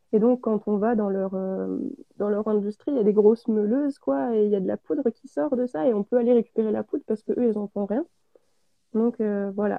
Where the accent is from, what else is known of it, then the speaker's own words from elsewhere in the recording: Auvergne-Rhône-Alpes, France; je suis auvergnate, euh, j'habite dans l'Allier à, à QC, à côté de Vichy.